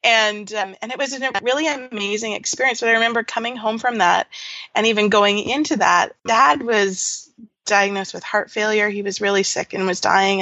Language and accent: English; Nanaimo, British Columbia, Canada; moved away as an adult; also born or lived in Latin America / Georgia, United States; now in Ontario, Canada; I grew up on Vancouver Island in a small, well, it was a small town then called Nanaimo